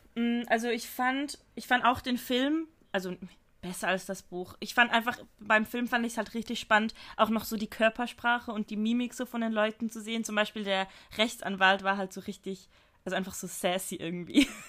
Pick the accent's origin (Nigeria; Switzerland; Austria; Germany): Switzerland; bei uns in der Schweiz